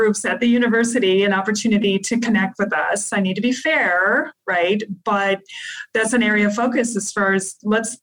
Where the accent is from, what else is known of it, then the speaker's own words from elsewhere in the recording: Midwest, United States; I'm from the Midwest and we're very traditional.